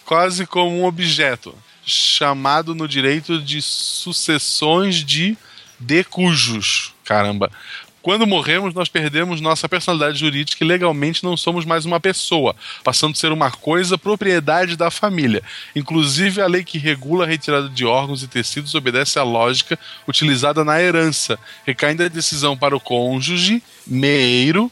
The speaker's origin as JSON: {"language": "Portuguese", "town": "Florianópolis", "region": "Santa Catarina", "country": "Brazil", "also_born_or_lived": "São José, Santa Catarina", "said": "eu sou de Florianópolis, né, é Do lado, eu vivi em São José por vários motivos aleatórios"}